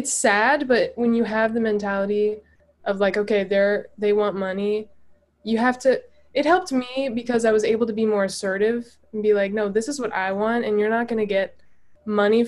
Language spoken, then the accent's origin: English; Atlanta, Georgia, United States; moved away as an adult; now in Nashville, United States; I'm originally from Atlanta, Georgia, but about, I guess, 6 months ago now, I moved to Nashville, Tennessee